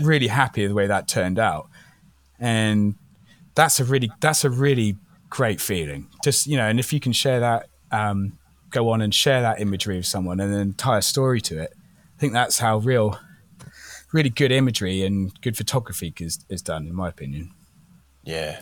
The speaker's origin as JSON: {"language": "English", "region": "Wales", "country": "United Kingdom", "tie": "born or raised there", "also_born_or_lived": "England", "moved": "yes", "lives_now": "Vancouver Island, Canada", "said": "growing up in Wales was amazing."}